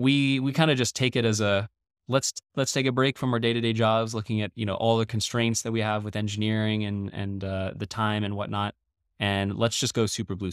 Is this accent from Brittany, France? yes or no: no; Paris, Île-de-France, France; also born or lived in Beijing / Dubai / Shanghai / Dallas; I'm not from any single place. My dad is Dutch. My mom's American. I was born in Paris, France. And we moved around a lot as a kid.